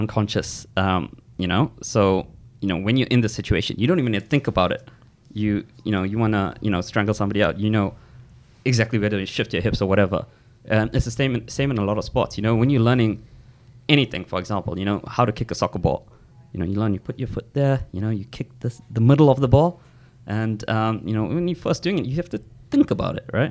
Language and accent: English; South Africa; moved away; I'm from South Africa